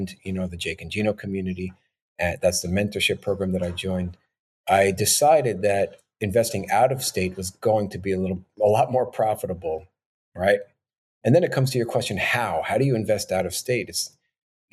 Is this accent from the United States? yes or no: yes; New York, United States; born and raised in New York